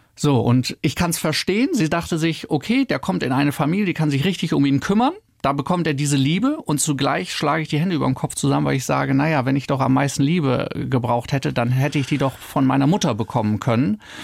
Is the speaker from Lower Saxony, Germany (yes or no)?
yes; Oldenburg, Lower Saxony, Germany; moved away; also born or lived in Freiburg; Ich bin ja in Oldenburg aufgewachsen